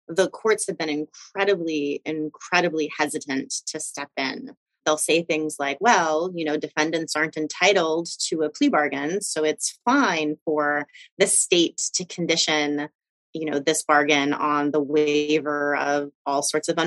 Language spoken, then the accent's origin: English; North Carolina, United States; my home state of North Carolina